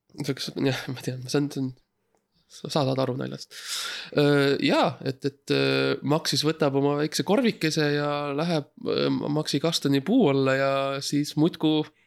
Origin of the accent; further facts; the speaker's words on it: Estonia; ma olen ainukene eestlane